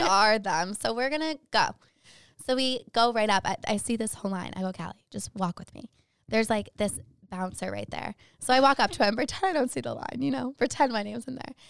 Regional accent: Boston, Massachusetts, United States; I'm from Boston

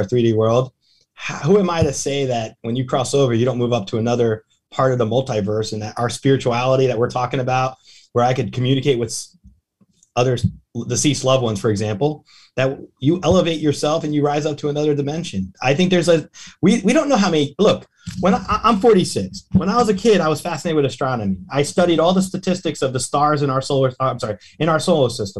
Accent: Tampa, Florida, United States; my hometown, Tampa

